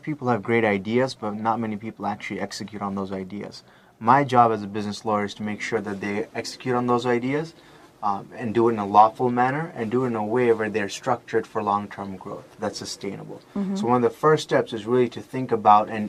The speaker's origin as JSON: {"language": "English", "town": "Las Vegas", "region": "Nevada", "country": "United States", "tie": "born or raised there", "said": "I grew up in Vegas"}